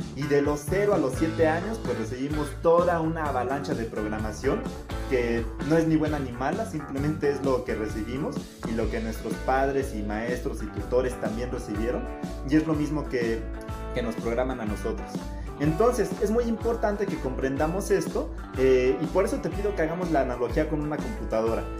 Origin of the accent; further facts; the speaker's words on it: Mexico; soy mexicano, soy latino